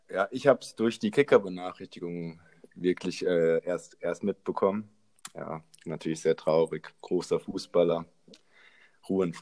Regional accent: Frankfurt, Hesse, Germany; now in Nuremberg, Germany; komme aber gebürtig aus Frankfurt, also bin Frankfurter Bub.

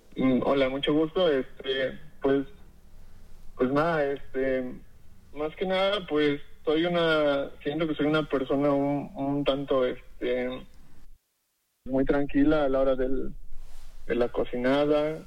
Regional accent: Cuapiaxtla, Tlaxcala, Mexico; Yo soy de un pueblillo de, este, que se llama Coapiaxla, aquí en Tlaxcala

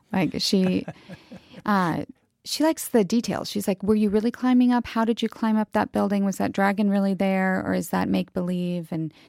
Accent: United States; I'm American.

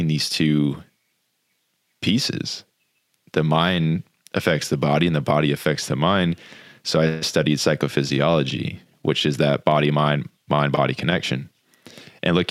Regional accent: Jupiter, Florida, United States; Growing up in Jupiter Beach, Florida

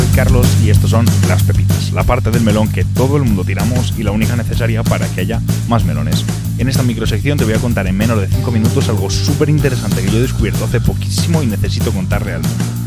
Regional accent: Madrid, Community of Madrid, Spain; Madrid ya no es España y yo de dónde soy

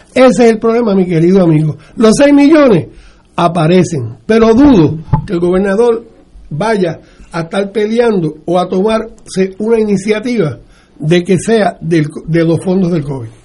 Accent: Puerto Rico; nosotros, los ciudadanos americanos de Puerto Rico

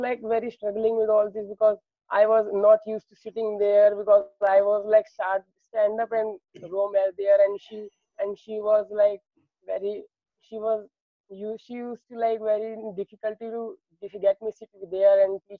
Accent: Roorkee, Uttarakhand, India; I am basically from Uttarakhand, Roorkee, which is basically a city from near Haridwar. And I was basically born in Roorkee. Now I am also living in Roorkee

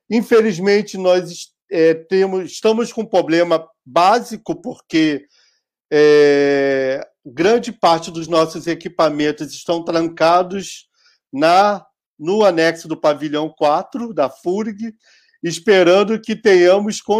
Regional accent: Rio Grande do Sul, Brazil; deveria estar entre aqueles e aquelas que nós, como gaúchos, que gostamos de criar mitos, lutadores pela, pela democracia, guerreiros e etc, etc

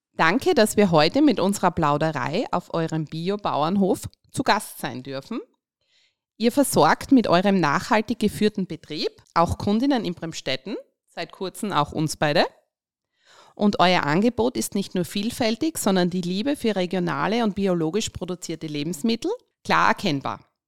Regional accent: Graz, Styria, Austria; als gebürtige Straßgängerin

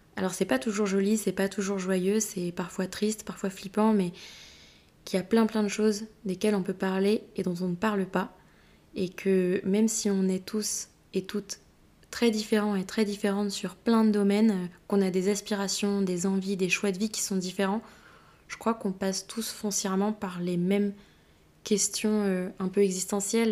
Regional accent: Brittany, France; also born or lived in Madrid; now in Rennes, France; je suis bretonne, rennaise depuis pas si longtemps

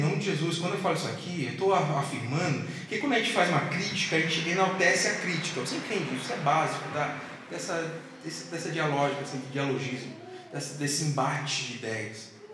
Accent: South Region, Brazil

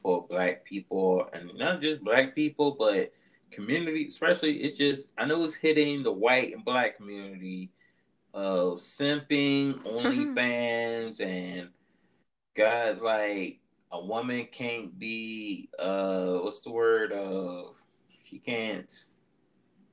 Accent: Georgia, United States; I'm from Georgia

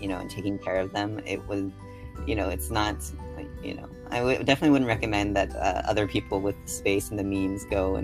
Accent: San Jose, California, United States; also born or lived in East Coast; growing up in California

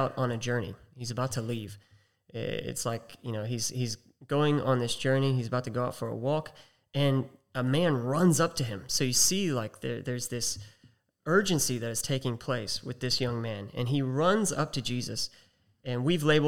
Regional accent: United States; accent: American; now in Australia; we got two Americans hosting a podcast based out of Australia

